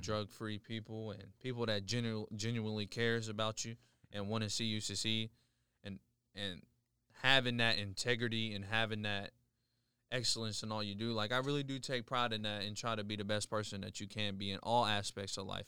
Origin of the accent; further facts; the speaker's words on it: Charleston, West Virginia, United States; I've been born and raised in Charleston, West Virginia for pretty much all my life.